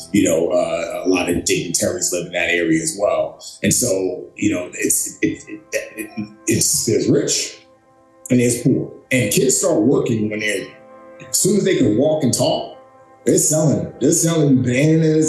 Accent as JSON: {"language": "English", "town": "New York City", "region": "New York", "country": "United States", "tie": "born or raised there", "also_born_or_lived": "Lagos, Nigeria", "said": "I grew up in the Bronx. I grew up in uh, Bronx, New York City"}